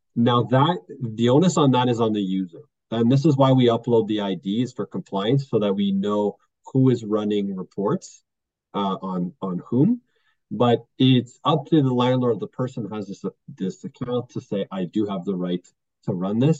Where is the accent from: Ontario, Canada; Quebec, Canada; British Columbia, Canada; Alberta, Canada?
Quebec, Canada; I'm actually from Quebec